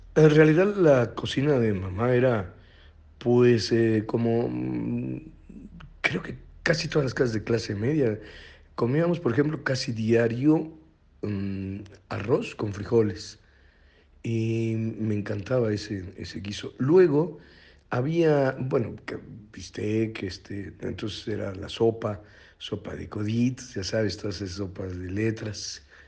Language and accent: Spanish; Monterrey, Nuevo León, Mexico; Soy regiomontano